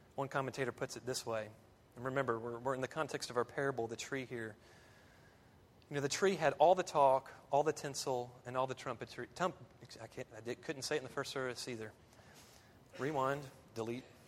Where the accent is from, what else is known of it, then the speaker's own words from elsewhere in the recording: American South, United States; American Southerners